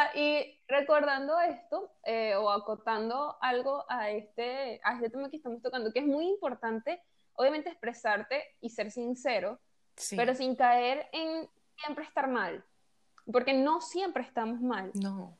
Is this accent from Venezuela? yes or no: yes; Venezuela; moved away as an adult; yo nunca había salido de Venezuela. Y, recién salí ahorita en enero